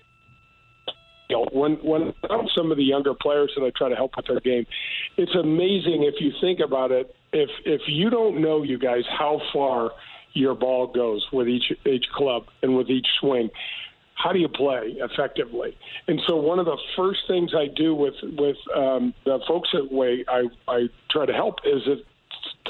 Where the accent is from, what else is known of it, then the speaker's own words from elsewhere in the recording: United States; I'm from North County